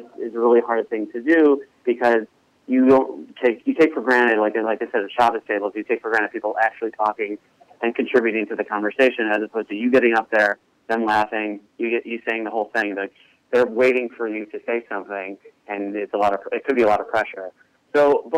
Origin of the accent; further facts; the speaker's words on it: Chicago, Illinois, United States; I'm originally from Chicago, Illinois, born and raised